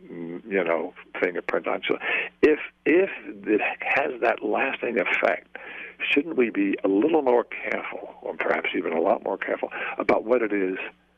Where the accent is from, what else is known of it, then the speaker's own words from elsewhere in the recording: New York City, New York, United States; moved away as an adult; It covers my life from Flatbush and growing up in Depression, Brooklyn, and going through. I was brought up on the streets. I really was a street kid